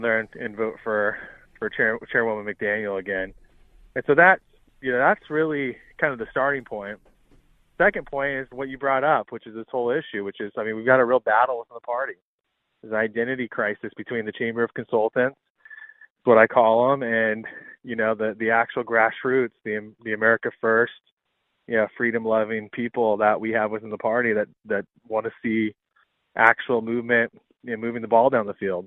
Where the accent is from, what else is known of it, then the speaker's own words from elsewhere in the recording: Arizona, United States; I'm from Arizona